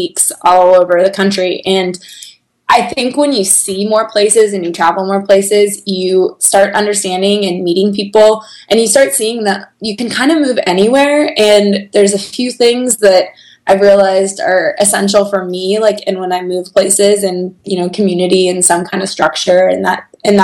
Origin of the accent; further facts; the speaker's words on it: Bay Area, California, United States; moved away; also born or lived in Chicago; We grew up together. I was her youth leader in a church growing up, and I remember coming back to my hometown